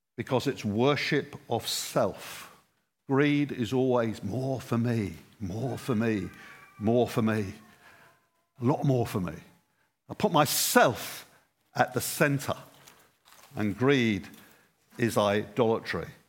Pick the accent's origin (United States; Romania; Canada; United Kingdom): United Kingdom; England; I'm English and I'm raised with Christ.